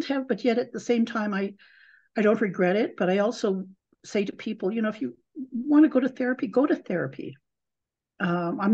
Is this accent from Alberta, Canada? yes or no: yes; Calgary, Alberta, Canada; also born or lived in Sioux Valley, Manitoba; I've grown up going to school in the city of Calgary